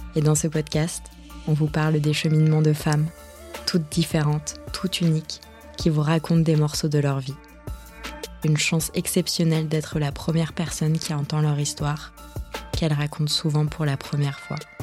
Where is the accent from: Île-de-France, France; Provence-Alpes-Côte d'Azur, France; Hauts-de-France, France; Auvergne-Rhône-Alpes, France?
Île-de-France, France; Yvelines; Je suis née, j'ai grandi dans les Yvelines, donc en région parisienne